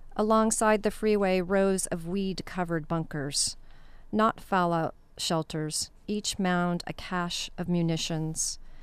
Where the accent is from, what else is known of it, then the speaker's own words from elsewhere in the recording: Costa Mesa, California, United States; growing up in Costa Mesa near El Toro helicopter base.